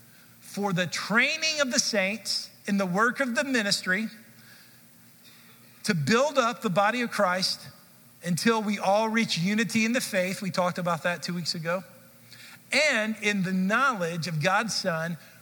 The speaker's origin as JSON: {"language": "English", "town": "Dallas", "region": "Texas", "country": "United States", "tie": "born or raised there", "also_born_or_lived": "Kansas City", "said": "I grew up in the Dallas area, and I went to college in Kansas City."}